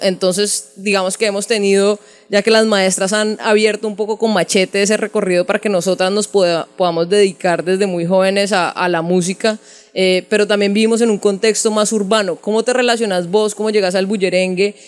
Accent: Cali, Valle del Cauca, Colombia; now in Bogotá, Colombia; Yo soy de Cali, pero, pues, he trabajado casi toda la vida en Bogotá

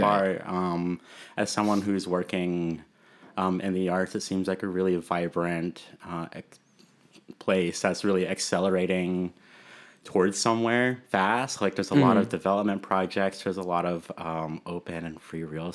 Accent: Apple Valley, California, United States; first language English; moved away as an adult; now in Mesa, United States; I was born and raised and lived my whole life in California

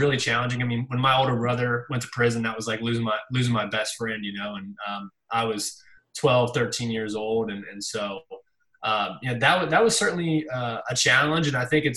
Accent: St. Joseph, Missouri, United States; moved away as an adult; now in Kansas City, United States; where I came from and my roots

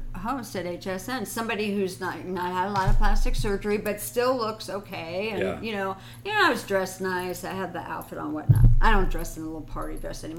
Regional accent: Miami Beach, Florida, United States; now in California, United States; I grew up in Miami Beach

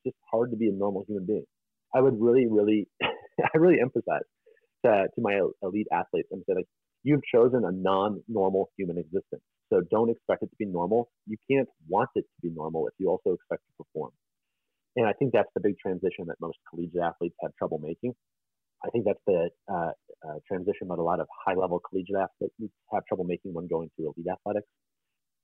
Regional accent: Detroit, Michigan, United States; moved away; growing up in the Detroit area

